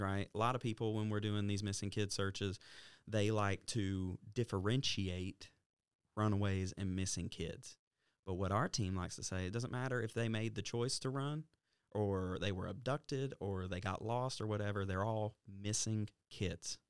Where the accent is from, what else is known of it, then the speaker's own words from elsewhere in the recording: Alabama, United States; we're from Alabama